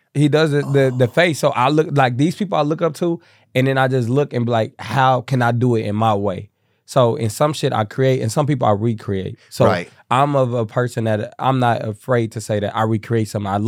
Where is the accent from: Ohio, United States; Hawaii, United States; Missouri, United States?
Missouri, United States; Kansas City; moved away as an adult; now in Atlanta, United States; So I'm from Kansas City, Missouri.